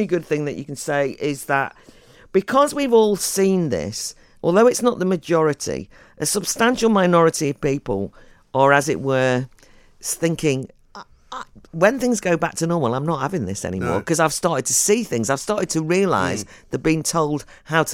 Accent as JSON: {"language": "English", "town": "Buckley", "region": "Wales", "country": "United Kingdom", "said": "I'm from Buckley, North Wales."}